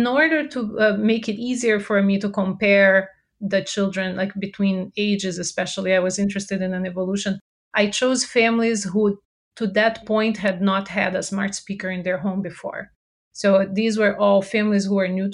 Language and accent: English; Brazil; English is a second language; moved away as an adult; now in United States; I'm originally from Brazil, so if you detect an accent, that's where it's from